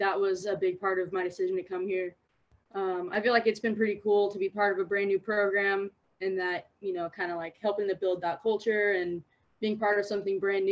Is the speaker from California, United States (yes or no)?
yes; Long Beach, California, United States; moved away; I'm from Long Beach, California